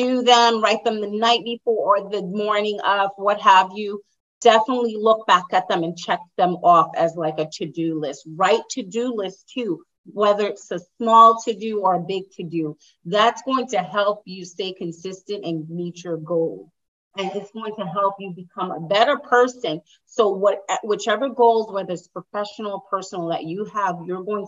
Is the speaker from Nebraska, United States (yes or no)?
no; New York, United States; moved away as an adult; now in Danbury, United States; I'm in Connecticut. I actually just moved to Danbury, Connecticut about 2.5 years ago. So I'm from New York